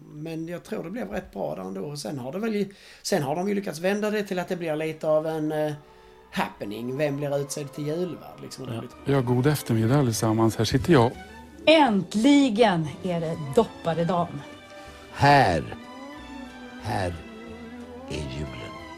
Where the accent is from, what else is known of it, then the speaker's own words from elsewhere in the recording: Sweden; vi är svenskar trots allt